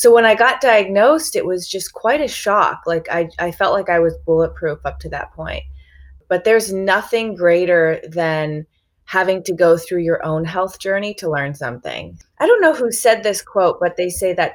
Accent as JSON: {"language": "English", "town": "Chicago", "region": "Illinois", "country": "United States", "tie": "born or raised there", "moved": "yes", "lives_now": "California, United States", "said": "I grew up in Chicago, just in like a standard American Midwestern kind of environment"}